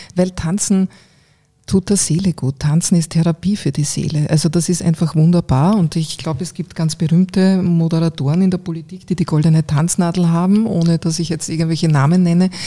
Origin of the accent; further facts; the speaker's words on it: Eastern Styria, Austria; moved away as an adult; also born or lived in Graz; now in Vienna, Austria; Ich bin mhm. zwar aufgewachsen eben in einem kleinen Ort in der Oststeiermark